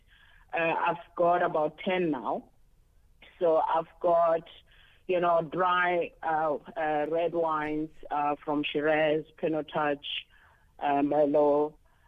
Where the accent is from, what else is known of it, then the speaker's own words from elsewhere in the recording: Johannesburg, Gauteng, South Africa; also born or lived in Carletonville; now in Cape Town, South Africa; born and bred in Johannesburg, Soweto. It's my hometown where I was born. But I partly also grew up in Carltonville, where my parents worked